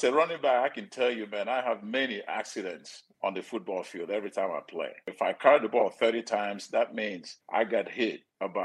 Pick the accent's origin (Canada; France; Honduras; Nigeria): Nigeria; moved away as an adult; now in United States; I'm from Nigeria, poor family from Nigeria